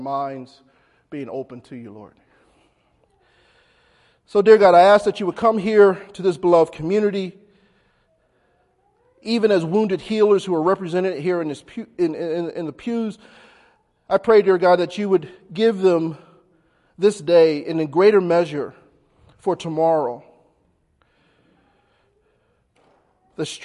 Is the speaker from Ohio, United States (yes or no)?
no; Philadelphia, Pennsylvania, United States; when I was growing up in North Philly